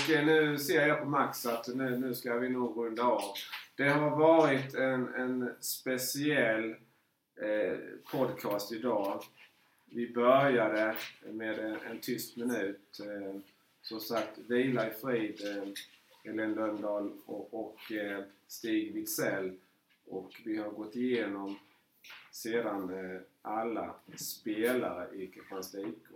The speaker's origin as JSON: {"language": "Swedish", "region": "Småland", "country": "Sweden", "said": "mitt småländska hjärta där, som sagt, jag har ju varit"}